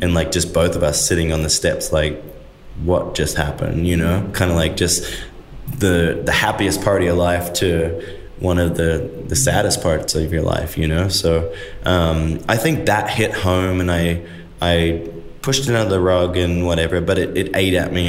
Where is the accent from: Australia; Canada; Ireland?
Australia; moved away as an adult; now in United States; as a kid, I'm an Aussie